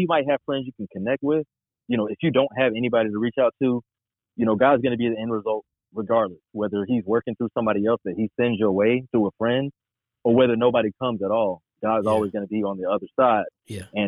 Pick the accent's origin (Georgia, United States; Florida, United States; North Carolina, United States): North Carolina, United States; Charlotte; I grew up in Charlotte, born and raised